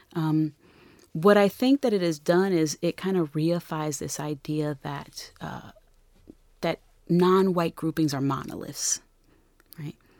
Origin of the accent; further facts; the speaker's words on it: Newark, New Jersey, United States; I'm from Newark